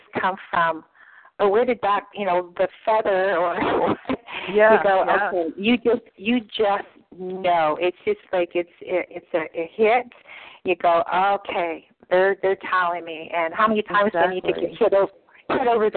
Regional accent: Canada; I'm Canadian

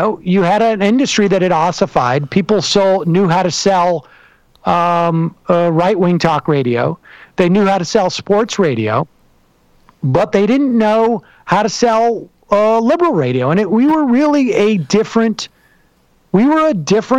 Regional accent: Worcester, Massachusetts, United States; also born or lived in New York City, United States; now in New York, United States; I was raised in Worcester, Massachusetts

